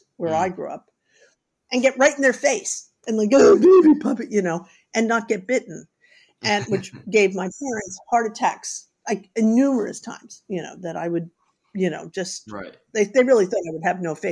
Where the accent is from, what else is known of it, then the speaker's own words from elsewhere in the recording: New York City, New York, United States; I grew up in New York City without any pets